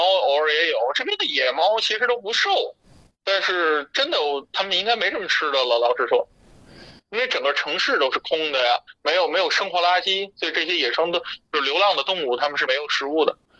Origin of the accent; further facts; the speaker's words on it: northern China, China; moved away; also born or lived in India; 我是北方人，但我南方那边有个房子